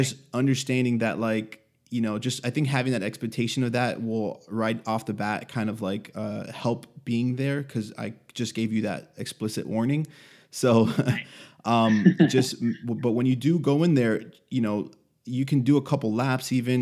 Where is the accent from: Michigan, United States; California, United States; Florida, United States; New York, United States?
Florida, United States; Miami; I'm from Miami